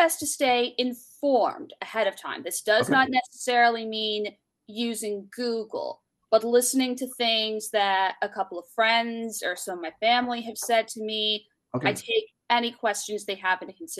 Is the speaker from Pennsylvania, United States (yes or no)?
yes; Philadelphia, Pennsylvania, United States; also born or lived in Bryn Mawr, Pennsylvania; I am from Philadelphia, Pennsylvania